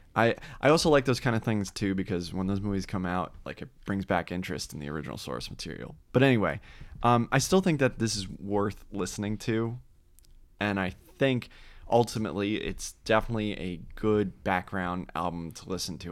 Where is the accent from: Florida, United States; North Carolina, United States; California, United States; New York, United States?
Florida, United States; Orlando; growing up in Orlando, Florida